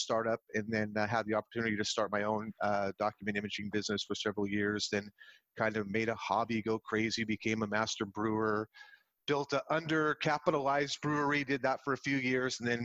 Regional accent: San Jose, California, United States; I grew up in the Bay Area. I was born in San Jose Hospital

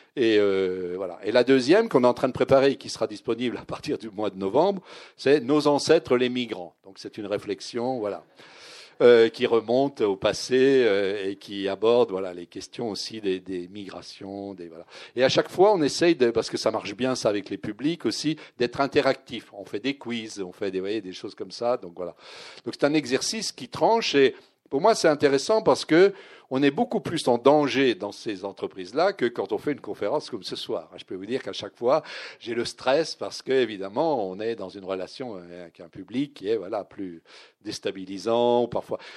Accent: Vosges, southern Lorraine, Grand Est, France; also born or lived in Nancy; j'étais lorrain, mais je venais du sud de Lorraine. Je venais des Vosges.

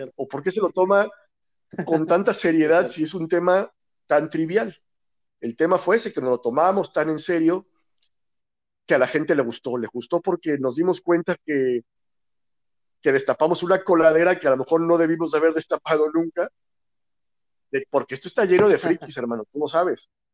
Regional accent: Aguascalientes, Mexico; sí soy de aquí de Aguascalientes

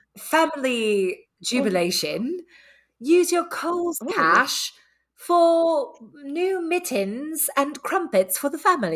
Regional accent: Ireland; I am Irish.

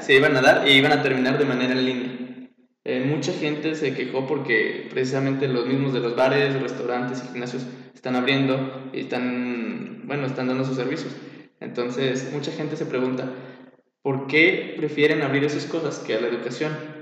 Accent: Zacatecas, Mexico; Soy un joven zacatecano interesado en todo tipo de proyectos.

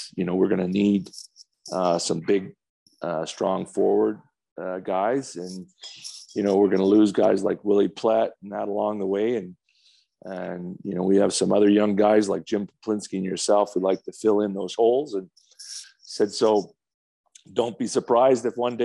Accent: Calgary, Alberta, Canada; my hometown

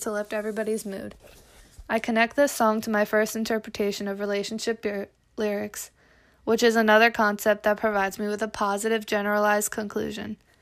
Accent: Kutztown, Pennsylvania, United States; I grew up in Kutztown

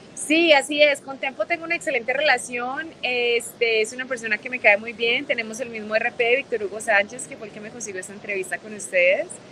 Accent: Medellín, Antioquia, Colombia; moved away as an adult; also born or lived in Mexico City, Mexico; now in Los Angeles, United States; Nací en México y crecí en Medellín, Colombia y vivo en Los Ángeles

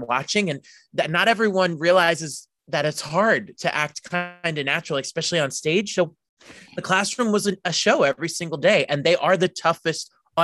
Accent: New Jersey, United States; I'm from Jersey. I'm born and raised in Jersey.

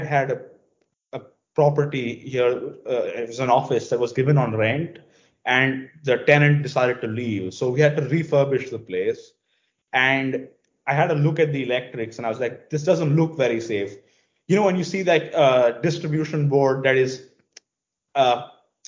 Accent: India; first language English; And because India was a British colony, we speak English. So English is my first language

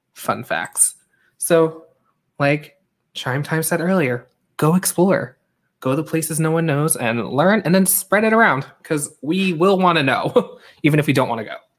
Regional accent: Long Island, New York, United States; also born or lived in Hong Kong; I was born in Hong Kong. I grew up on Long Island, right next to New York City

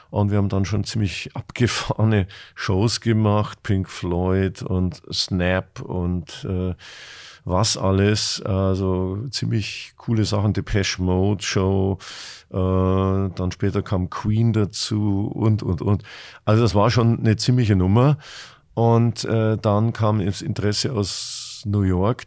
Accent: Munich, Bavaria, Germany; now in Hamburg, Germany; als Münchner

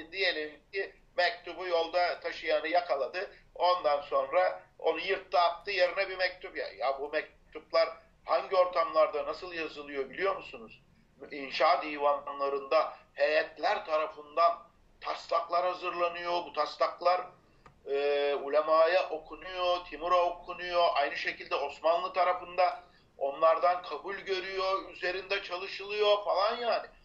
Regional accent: Bayındır, İzmir, Turkey; Ben Tire'ye 20 dakika mesafede e, Bayındır doğumlu ve oralıyım. Orada büyümeyim.

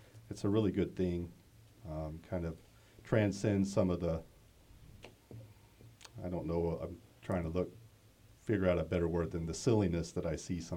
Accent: Carthage, Missouri, United States; I'm originally from Carthage, Missouri. It's in the southwest corner of Missouri down by Joplin.

